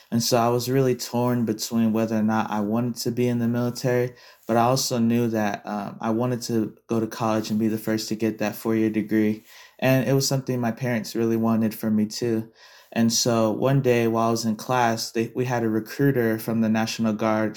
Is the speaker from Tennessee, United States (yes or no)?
no; Las Vegas, Nevada, United States; being someone who was born and raised in Vegas